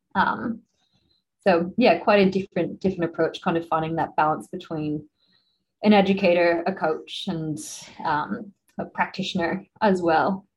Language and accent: English; United States; now in Australia; I'm from the States originally